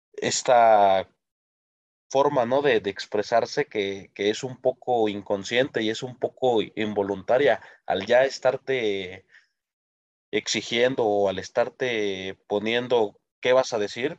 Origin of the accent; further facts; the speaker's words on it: Mexico; como mexicanos